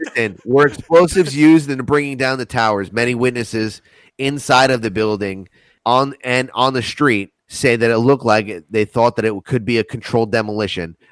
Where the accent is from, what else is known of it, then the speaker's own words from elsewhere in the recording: United States; I'm an American